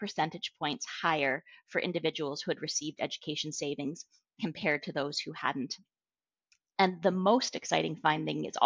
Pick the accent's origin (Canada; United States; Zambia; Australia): Canada